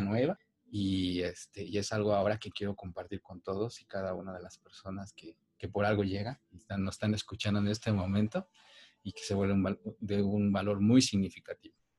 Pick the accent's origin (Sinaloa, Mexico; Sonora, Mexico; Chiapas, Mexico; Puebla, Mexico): Puebla, Mexico; Cuetzalan; yo soy originario de Cuetzalan, es un pueblo mágico que se encuentra en la Sierra Nororiental de Puebla